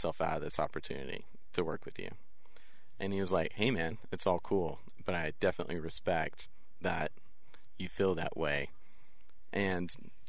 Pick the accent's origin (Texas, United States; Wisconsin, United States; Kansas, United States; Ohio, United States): Texas, United States; West; growing up in West Texas